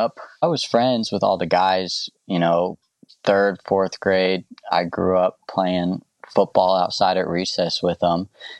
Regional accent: the South, United States; You know, growing up in the South and growing up with a mindset where maybe that's not okay for a lot of people.

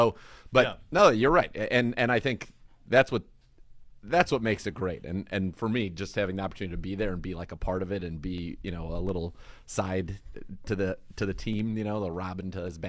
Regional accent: California, United States; as a kid growing up in the Bay Area

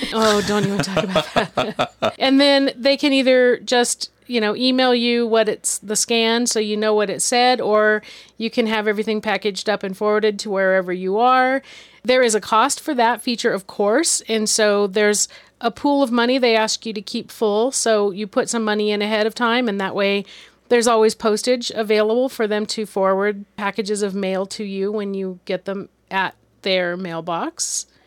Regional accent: California, United States; moved away as an adult; now in South Dakota, United States; we're from California

